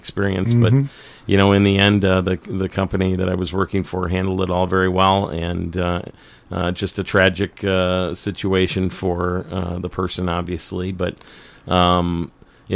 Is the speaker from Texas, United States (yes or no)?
no; Saint Paul, Minnesota, United States; now in Northfield, United States; I grew up in Highland Park